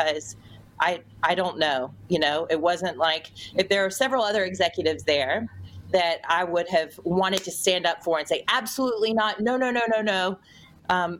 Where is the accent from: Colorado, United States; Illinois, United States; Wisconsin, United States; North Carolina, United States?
North Carolina, United States; moved away as an adult; also born or lived in New York; I did get called up from North Carolina, which was my hometown.